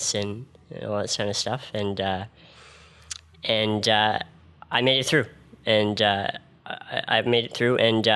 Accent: Ottawa, Ontario, Canada; I'm from right here in Ottawa

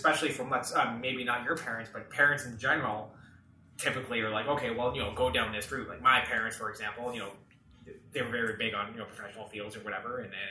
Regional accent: Elliot Lake, Ontario, Canada; now in Ottawa, Canada; I'm from Elliot Lake.

